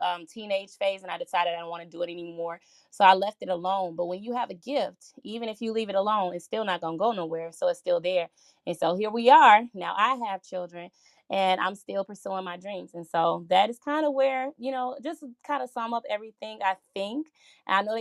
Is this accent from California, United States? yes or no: no; Gary, Indiana, United States; moved away as an adult; also born or lived in Chicago, Illinois; now in Minnesota, United States; So I was born in Chicago, Illinois. I moved to Gary, Indiana when I was 9 years old. And then following living there for an extended period of time, about 28, I decided to move to Minnesota